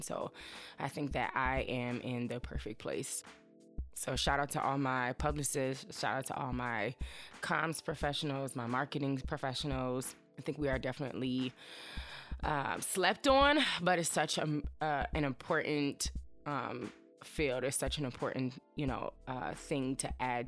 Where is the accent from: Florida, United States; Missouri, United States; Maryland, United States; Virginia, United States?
Virginia, United States; Chester; moved away as an adult; also born or lived in Greensboro, North Carolina / Washington, D.C.; I am from a small town in Virginia. It's called Chester